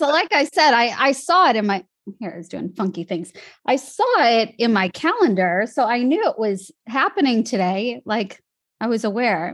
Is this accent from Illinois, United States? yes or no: yes; Chicago, Illinois, United States; moved away as an adult; also born or lived in Los Angeles, United States; now in Sydney, Australia; I grew up in Chicago